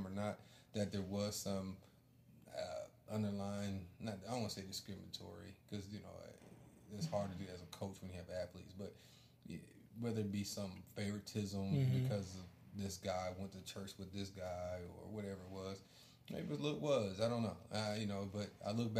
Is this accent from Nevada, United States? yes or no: yes; Las Vegas, Nevada, United States; I'm a desert kid. I'm from Las Vegas